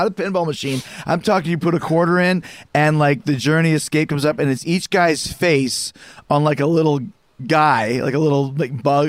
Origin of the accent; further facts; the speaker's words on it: Winnipeg, Manitoba, Canada; I grew up in Winnipeg, Manitoba, Canada, up in the middle of nowhere.